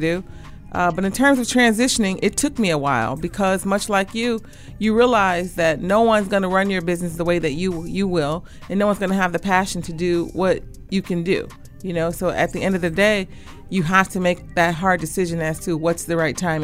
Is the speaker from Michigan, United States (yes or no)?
yes; Detroit, Michigan, United States; I'm from the East Side, 6 Mile and Davidson to be exact. I'm a McKenzie High grad